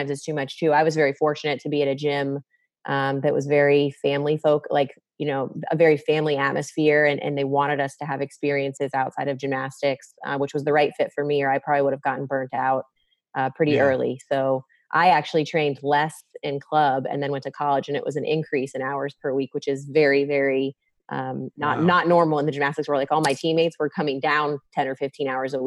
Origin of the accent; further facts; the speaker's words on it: Tampa, Florida, United States; also born or lived in Missouri; I was born and raised here in the Tampa Bay area, actually. So I'm a native, a real native